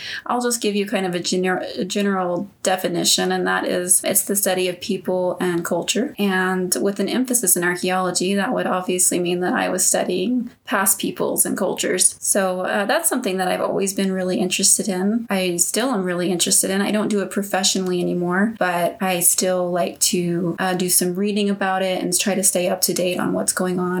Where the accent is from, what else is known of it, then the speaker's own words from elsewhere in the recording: Texas, United States; I grew up in Texas, and Texas is huge, so that doesn't tell you very much.